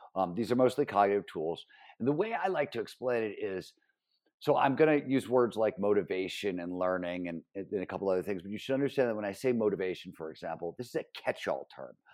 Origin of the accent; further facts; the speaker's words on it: Cleveland, Ohio, United States; when I was growing up in Cleveland, Ohio, I wanted to be a writer